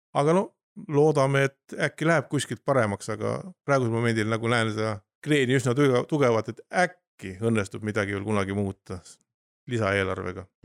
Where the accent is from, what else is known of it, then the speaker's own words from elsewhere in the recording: Kilingi-Nõmme, Pärnu County, Estonia; olen sündinud Naglajärvi Järkli toas ja elanud kogu elu Kilingi-Nõmmes